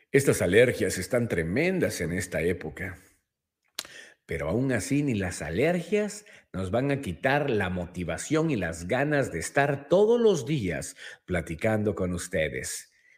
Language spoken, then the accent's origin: Spanish; Mexico; nosotros mismos como mexicanos